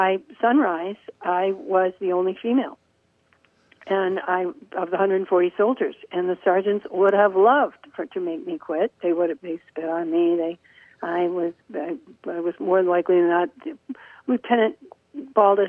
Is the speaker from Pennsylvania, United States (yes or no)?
no; Menomonie, Wisconsin, United States; I was born and raised here in Menominee